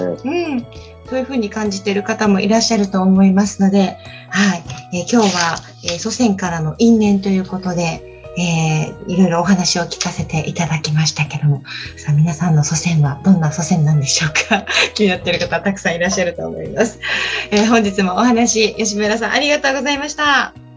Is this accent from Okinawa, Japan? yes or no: yes; Okinawa, Japan; 沖縄出身なんですけど